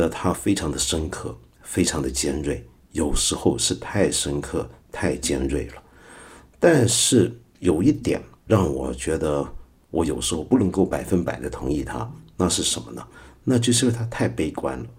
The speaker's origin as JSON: {"language": "Chinese", "country": "China", "said": "我也不喜欢说我们中国人就是怎么样怎么样怎么样等等等等"}